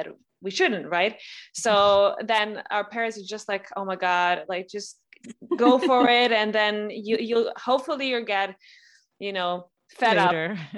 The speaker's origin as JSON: {"language": "English", "country": "Serbia"}